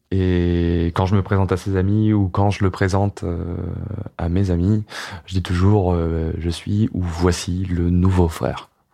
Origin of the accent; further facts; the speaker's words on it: Ardèche, Auvergne-Rhône-Alpes, France; moved away; dans mon bled en Ardèche